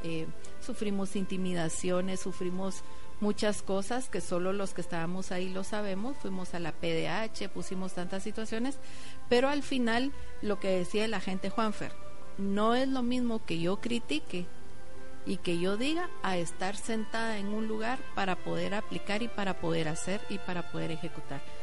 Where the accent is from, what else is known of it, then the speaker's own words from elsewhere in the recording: Guatemala; como guatemaltecos